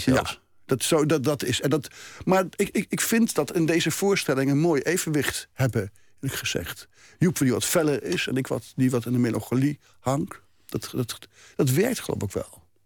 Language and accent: Dutch; Gelderland, Netherlands; ik schrijf ook iedere dag een column in, in een krant in mijn geboortestreek, de Gelderlanden